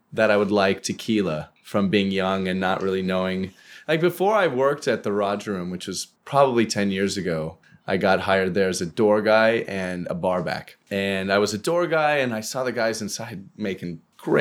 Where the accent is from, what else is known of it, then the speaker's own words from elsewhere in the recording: Colorado, United States; moved away; I grew up in Colorado